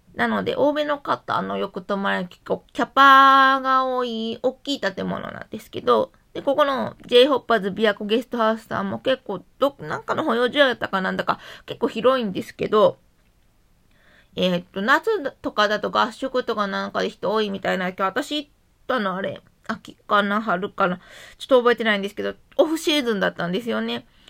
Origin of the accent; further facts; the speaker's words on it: Konan, Shiga, Japan; 私の出身の湖南市、